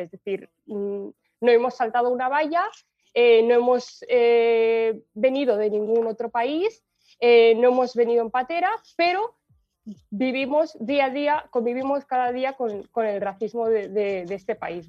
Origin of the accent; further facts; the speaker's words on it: Spain; nací en España